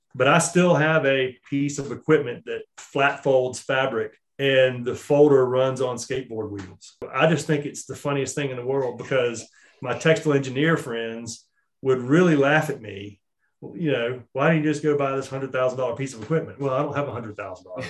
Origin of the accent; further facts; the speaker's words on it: Charlotte, North Carolina, United States; I was born and raised in Charlotte and I've always lived here